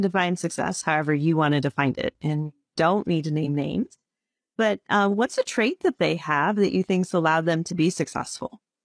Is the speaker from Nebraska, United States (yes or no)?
no; Illinois, United States; I grew up in Illinois